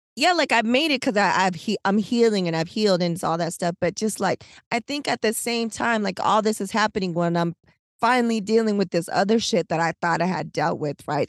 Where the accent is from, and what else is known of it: San Diego, California, United States; born or raised there; moved away